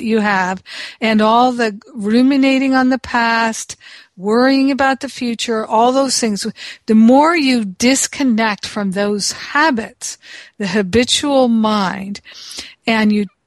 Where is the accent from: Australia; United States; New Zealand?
United States; I'm from America